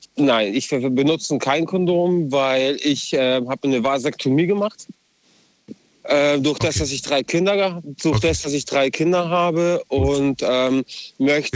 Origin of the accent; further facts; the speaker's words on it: Balingen, Kaiserstuhl area, Baden-Württemberg, Germany; Ich komme aus Balingen, also Kaiserstuhl-Ecke.